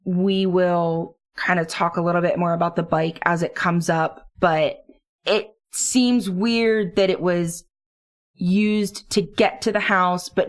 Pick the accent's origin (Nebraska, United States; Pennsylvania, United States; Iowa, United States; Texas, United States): Pennsylvania, United States; Duncannon; moved away; I grew up in Duncannon